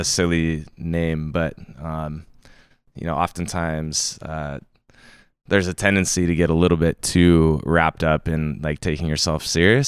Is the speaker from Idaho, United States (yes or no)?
yes; Bonners Ferry, Idaho, United States; moved away as an adult; also born or lived in Jacksonville, Florida; now in Bellingham, United States; I grew up in, uh, in North Idaho, in this little town called Bonner's Ferry